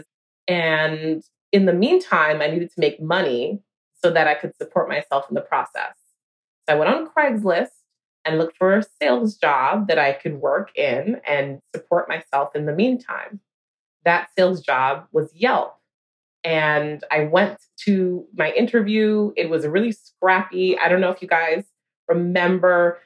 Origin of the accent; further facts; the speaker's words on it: New York, United States; a New Yorker